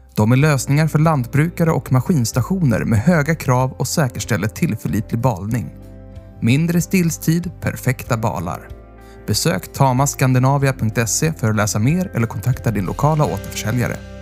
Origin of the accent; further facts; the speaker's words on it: Östergötland, Sweden; jag kommer ju från Östergötland